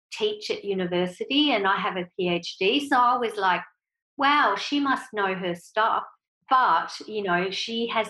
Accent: Switzerland; moved away; I was brought up in Switzerland, so my mum and dad are Swiss

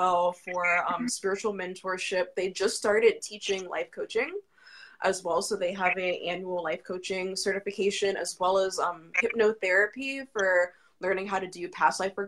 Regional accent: Virginia Beach, Virginia, United States; I'm from Virginia Beach, Virginia

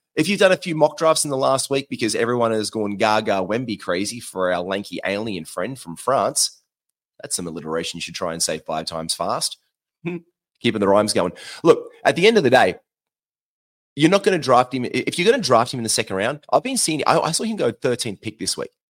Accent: Queensland, Australia; accent: Australian; now in Sydney, Australia; I'm from Queensland

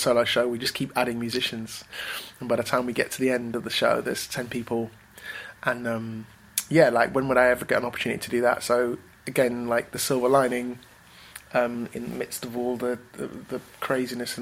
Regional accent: Manchester, North West England, United Kingdom; In our little house in Manchester, which is where I spent most of my childhood.

